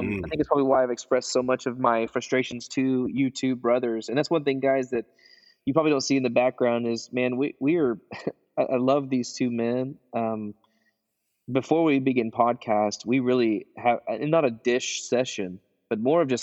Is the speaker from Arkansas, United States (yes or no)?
yes; Arkansas, United States; now in Kansas City, United States; I'm from Arkansas